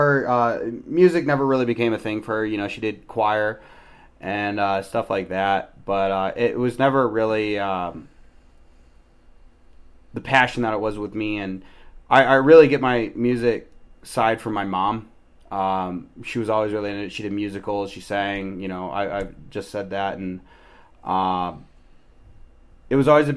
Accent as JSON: {"language": "English", "town": "Iowa City", "region": "Iowa", "country": "United States", "tie": "born or raised there", "also_born_or_lived": "Purdue, Indiana", "moved": "as an adult", "said": "Born and raised in Iowa City, spent a year away at Purdue my freshman year, came back to Iowa, graduated from there"}